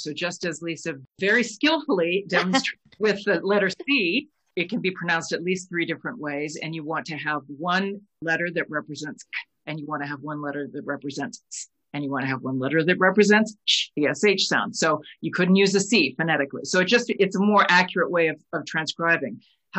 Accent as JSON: {"language": "English", "country": "United States", "said": "she's English and I'm American"}